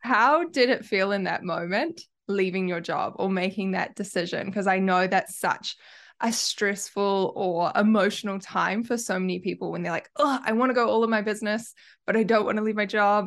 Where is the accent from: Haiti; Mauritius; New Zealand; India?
New Zealand; accent: Kiwi; I have a Kiwi accent